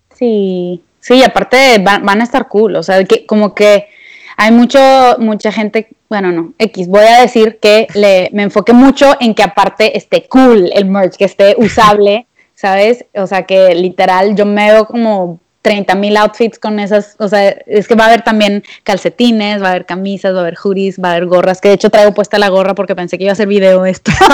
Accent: Monterrey, Nuevo León, Mexico; yo soy regia

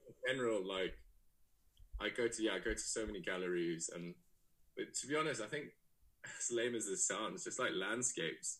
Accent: Johannesburg, Gauteng, South Africa; moved away as an adult; also born or lived in Leeds / Cape Town; now in London, United Kingdom; I'm from Leeds originally, but um, I grew up in South Africa

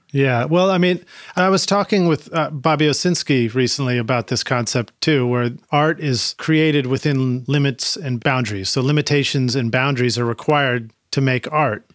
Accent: Boston, Massachusetts, United States; I'm from Boston

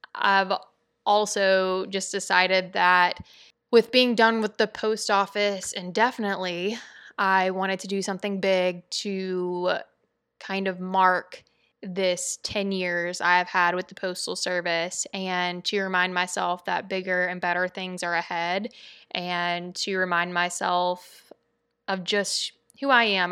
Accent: Louisiana, United States; I'm from Louisiana

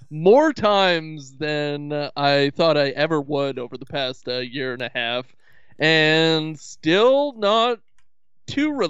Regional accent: Haiti; Uh, well, I was born in Haiti, born and raised

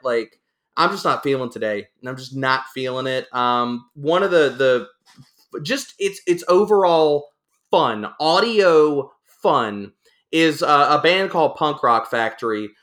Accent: Louisiana, United States; moved away; I'm originally from Louisiana, so I'm used to living in crazy times, living through hurricanes

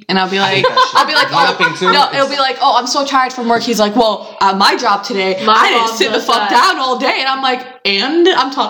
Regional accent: Egypt; I am Egyptian again.

